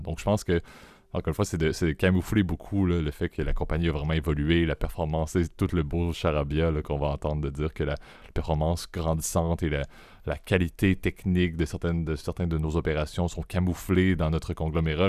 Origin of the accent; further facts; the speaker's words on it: Quebec, Canada; en tant que Québécois